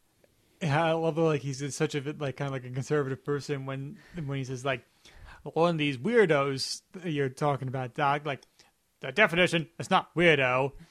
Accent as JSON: {"language": "English", "town": "Chicago", "region": "Illinois", "country": "United States", "said": "I'm stuck in the middle because I'm from Chicago. I'm the Midwest."}